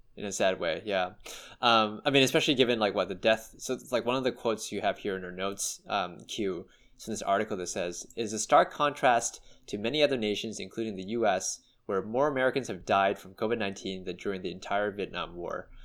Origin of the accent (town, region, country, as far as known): Canada